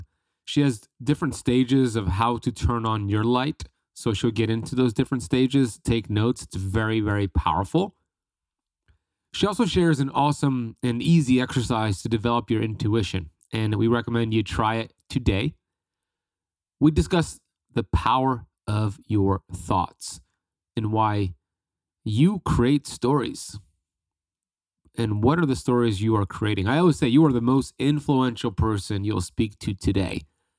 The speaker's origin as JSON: {"language": "English", "town": "Miami", "region": "Florida", "country": "United States", "said": "It was like 13 degrees Fahrenheit, and I'm from Miami."}